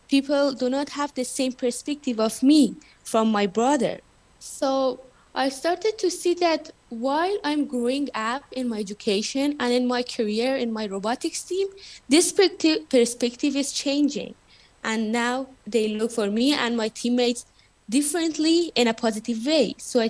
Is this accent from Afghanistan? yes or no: yes; Afghanistan; as a girl growing up in Afghanistan